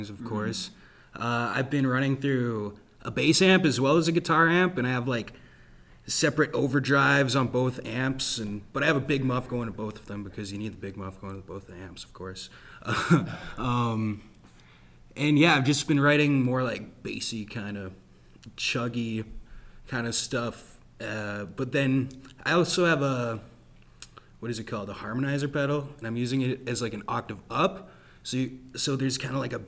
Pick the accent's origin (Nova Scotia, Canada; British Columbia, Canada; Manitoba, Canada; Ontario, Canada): Manitoba, Canada; Portage la Prairie; I'm from Portage